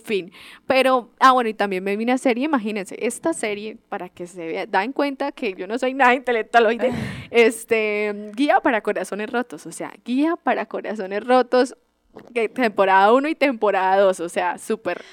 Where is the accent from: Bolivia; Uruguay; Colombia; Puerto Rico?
Colombia; nosotros como buenos colombianos